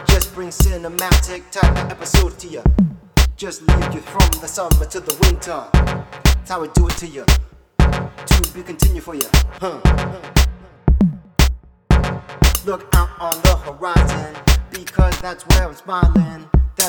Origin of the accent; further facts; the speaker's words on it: Springfield, Illinois, United States; right here in my hometown, down the street from where I live